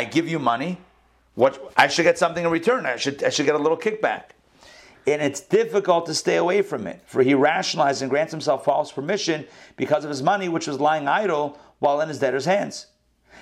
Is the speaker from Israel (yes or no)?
yes; Israel; moved away; I was born in Israel.